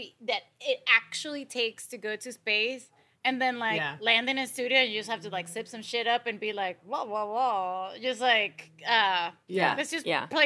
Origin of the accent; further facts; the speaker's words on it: United States; Jose's Italian and I'm American, even though I should be Italian by family.